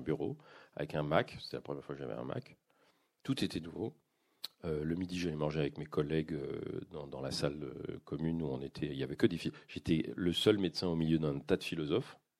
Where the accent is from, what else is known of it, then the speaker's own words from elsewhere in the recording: France; moved away as an adult; now in Quebec, Canada; je vis au Québec, c'est-à-dire que j'ai un il y a vraiment un, contraste pour moi entre ce que je vis même intellectuellement au Québec et, et ce dans quoi j'ai vécu pendant 55 ans en France.